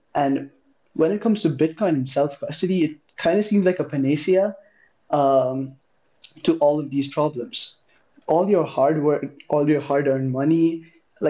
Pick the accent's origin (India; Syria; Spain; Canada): India; moved away as an adult; I'm from India. I was doing high school in India